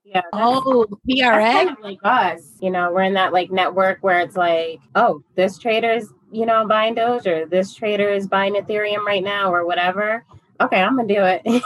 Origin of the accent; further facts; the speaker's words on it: upstate New York, United States; I'm from upstate New York. Uh, originally, um, and currently uh, still in New York. Just a New Yorker all my life